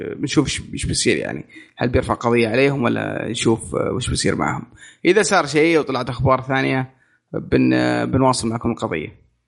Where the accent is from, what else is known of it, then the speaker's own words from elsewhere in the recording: Saudi Arabia; عندنا في السعوديه